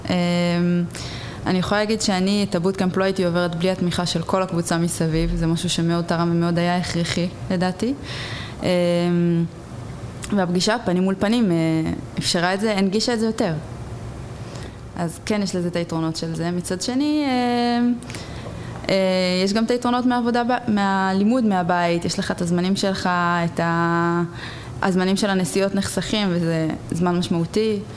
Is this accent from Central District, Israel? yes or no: yes; Rehovot, Central District, Israel; אני מרחובות.